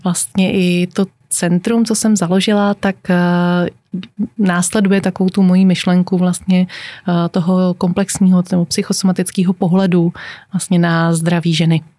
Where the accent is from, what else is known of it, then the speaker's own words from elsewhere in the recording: Czechia; u nás v České republice